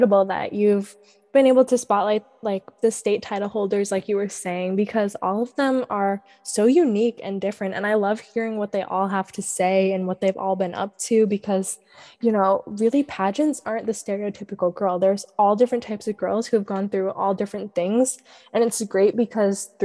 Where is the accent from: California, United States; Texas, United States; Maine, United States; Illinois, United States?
Maine, United States; that's a beach that I've grown up going to because I've lived in the same small town my entire life